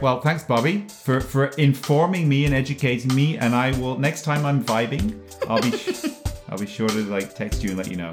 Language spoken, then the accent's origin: English; England, United Kingdom; moved away; when I was a kid growing up in England